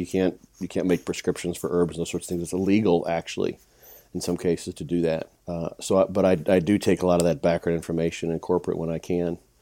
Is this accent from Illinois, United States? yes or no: yes; Illinois, United States; my hometown, in a small town in Illinois